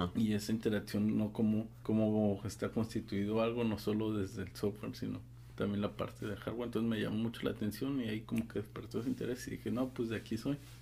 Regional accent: Guadalajara, Jalisco, Mexico; yo soy de Guadalajara.

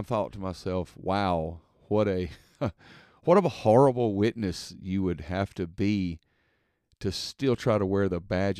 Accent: the South, United States; Now, listen, I'm from the South, so Bible Belt, typically everybody's been to church before in their life.

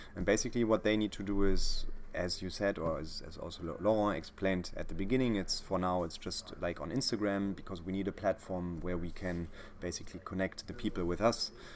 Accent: Berlin, Germany; i'm from berlin

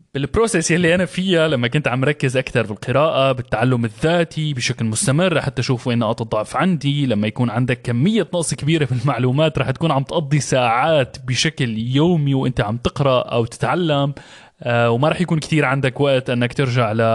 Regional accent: Syria; moved away; انا انا طلعت من من سوريا بلد كان فيها حرب

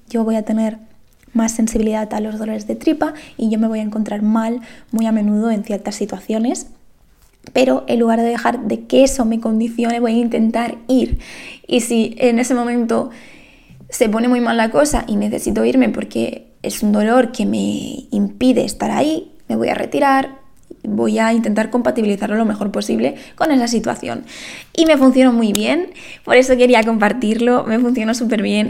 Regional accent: Lleida, Catalonia, Spain; yo soy de Lleida

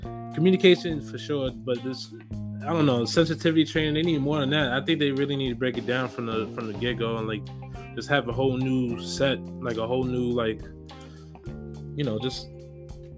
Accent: New York City, New York, United States; I'm from the Bronx. I grew up there

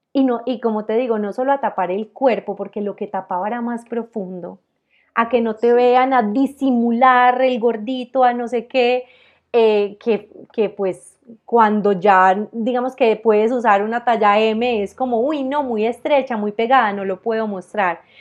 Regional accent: Armenia, Quindío, Colombia; moved away as an adult; now in Medellín, Colombia; yo soy de Armenia, un departamento, pues eh, Armenia queda en el Quindío, en la zona cafetera

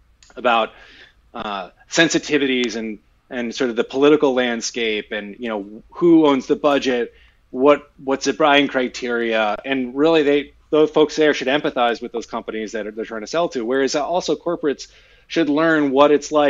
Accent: Philadelphia, Pennsylvania, United States; I'm originally from Philadelphia. Grew up a Philadelphia sports fan

